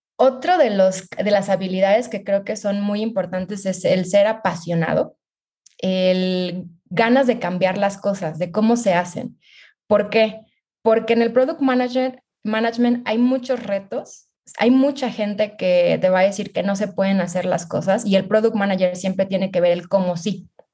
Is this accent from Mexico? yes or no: yes; Mexico; soy mexicana